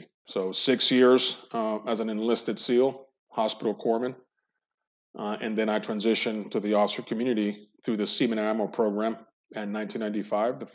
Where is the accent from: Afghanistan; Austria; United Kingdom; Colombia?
Colombia; moved away as an adult; also born or lived in Cali / Medellin; now in United States; they returned back to their hometown, Colombia, and I grew up there, graduated high school